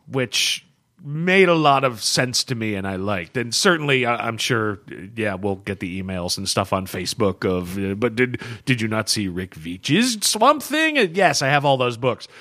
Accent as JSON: {"language": "English", "country": "United States", "said": "as an American"}